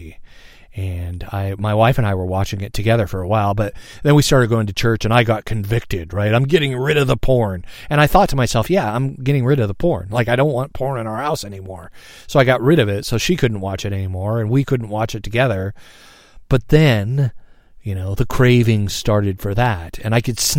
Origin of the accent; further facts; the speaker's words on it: United States; here in the States as an American